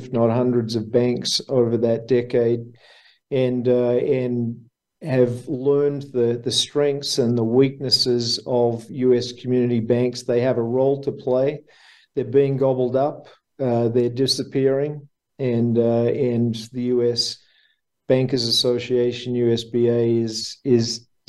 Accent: Melbourne, Victoria, Australia; accent: Aussie; I was born in Melbourne, Australia. I grew up in Melbourne, Australia

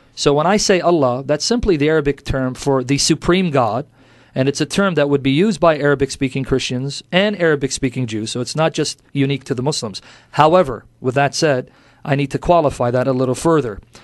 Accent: United States; also born or lived in Kuwait / Iraq; I grew up in America

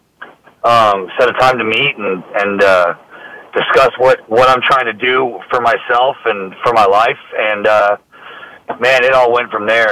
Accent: Austin, Texas, United States; also born or lived in Louisiana; I was born and raised in Austin, native Austinite, been there my whole life

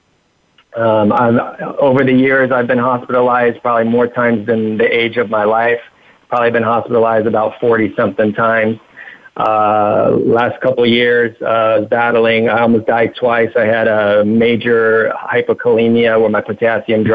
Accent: Huntington Beach, California, United States; I was raised in Huntington Beach, California in 1980

